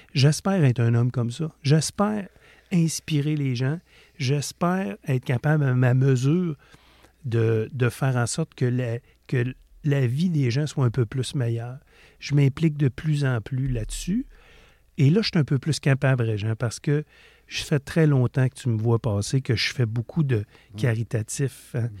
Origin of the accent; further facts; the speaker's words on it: Quebec, Canada; On vient du Lac-Saint-Jean